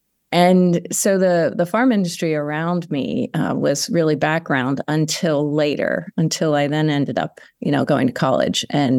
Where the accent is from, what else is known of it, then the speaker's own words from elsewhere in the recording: Conshohocken, Pennsylvania, United States; I grew up in a small town outside of Philadelphia called Conshohocken, northwest of Philadelphia, and Italian Catholic family, small little neighborhood, and stayed there for most of my early years until I moved away for graduate school.